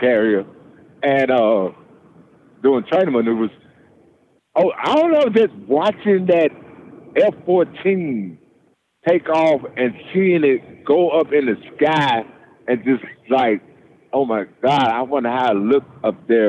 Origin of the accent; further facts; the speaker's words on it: Memphis, Tennessee, United States; now in Columbus, United States; born and raised in Memphis.